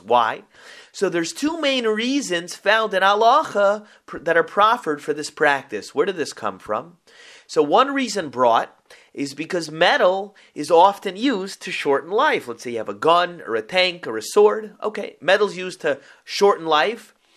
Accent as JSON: {"language": "English", "town": "Boca Raton", "region": "Florida", "country": "United States", "tie": "born or raised there", "said": "I grew up in Boca Raton, Florida"}